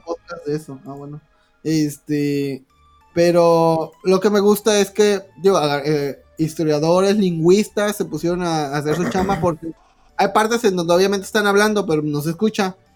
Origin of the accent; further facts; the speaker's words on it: Mexico; todos los mexicanos tenemos esa madre